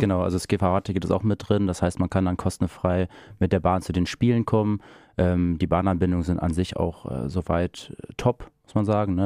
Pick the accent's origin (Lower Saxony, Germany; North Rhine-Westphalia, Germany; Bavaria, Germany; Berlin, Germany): Lower Saxony, Germany; Großenheidorn; ich komme gebürtig aus Großenheidon